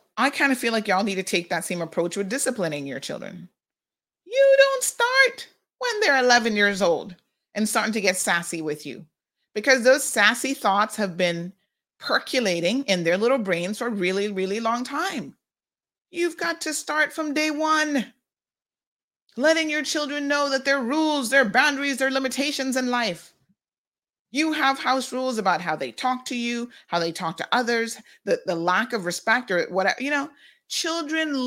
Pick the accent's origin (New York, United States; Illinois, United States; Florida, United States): Florida, United States; Tampa; now in Cayman Islands; my aunt that I grew up with in Tampa